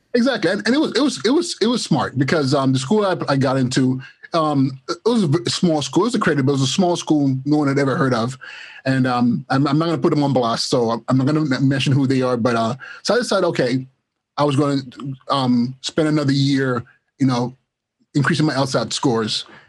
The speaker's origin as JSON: {"language": "English", "town": "Los Angeles", "region": "California", "country": "United States", "tie": "born or raised there", "also_born_or_lived": "Nigeria / Inglewood", "said": "I was born in Nigeria of uh, the Igbo tribe, and my family we um, relocated here in, in the late '80s and um, to Los Angeles actually. And I went to school in Los Angeles, middle school, high school, Inglewood High School"}